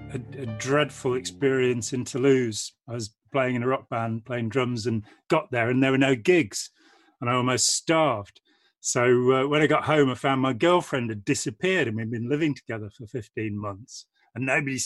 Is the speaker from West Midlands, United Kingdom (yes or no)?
yes; Lichfield, West Midlands, United Kingdom; now in Nottingham, United Kingdom; I'm from the Midlands. {S1} Okay. {S5} From Lichfield in Staffordshire originally, and I live near Nottingham now.